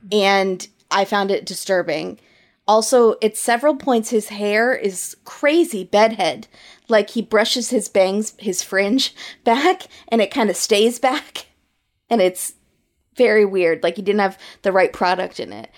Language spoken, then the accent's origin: English; United States; as an American